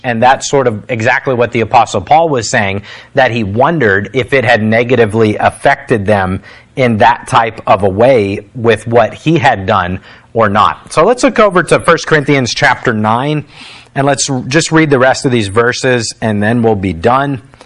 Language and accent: English; United States; as an American